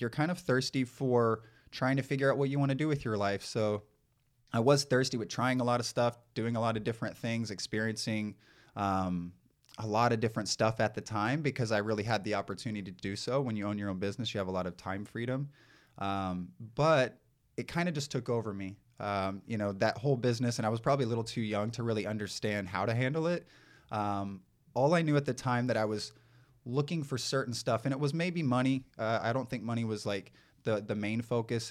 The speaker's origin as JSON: {"language": "English", "region": "East Texas", "country": "United States", "tie": "born or raised there", "also_born_or_lived": "San Diego / Los Angeles", "moved": "as an adult", "said": "growing up in East Texas, I grew up in a, a home with four boys"}